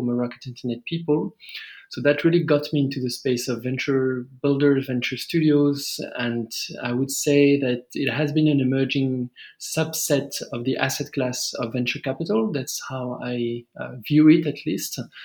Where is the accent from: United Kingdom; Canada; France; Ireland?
France; English is a second language; moved away as an adult; as you may hear from my accent, I'm originally from France, but I've been in various emerging countries for the past 10 or so years